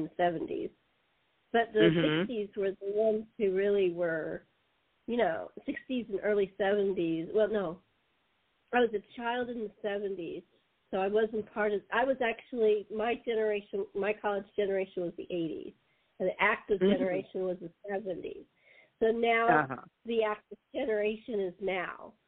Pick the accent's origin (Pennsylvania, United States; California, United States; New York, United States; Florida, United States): California, United States; Los Angeles; I'm a native